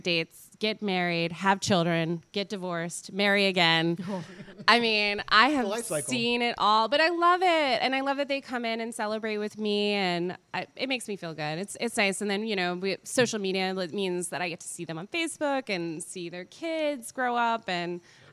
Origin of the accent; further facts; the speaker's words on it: Beaver Dam, United States; I grew up in Beaver Dam, and I grew up on a farm.